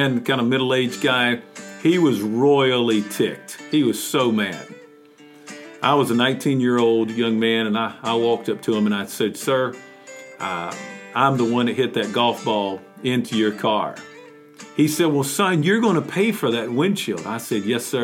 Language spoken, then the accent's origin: English; Mount Airy, North Carolina, United States; a glass company there in my hometown